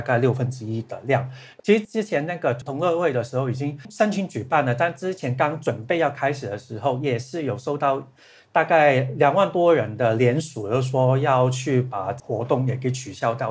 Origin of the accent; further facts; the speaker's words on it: Hong Kong; moved away as an adult; now in Australia; 我是香港人本来